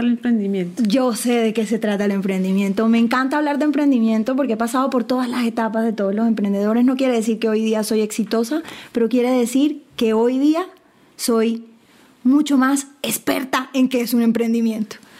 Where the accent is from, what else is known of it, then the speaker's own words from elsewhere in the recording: Colombia; yo soy colombiana